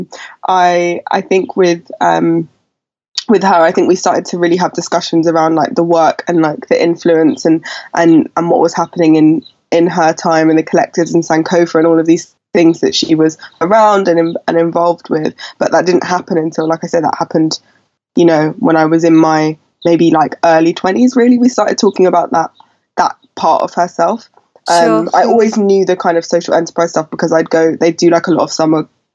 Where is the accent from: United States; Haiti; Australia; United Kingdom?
United Kingdom; London; I was born at home on Coburg Road, which is near Burgess Park in South London